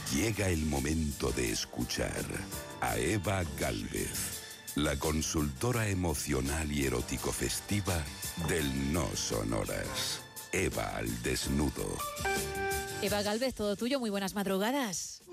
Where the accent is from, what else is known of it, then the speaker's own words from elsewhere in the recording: Spain; yo soy española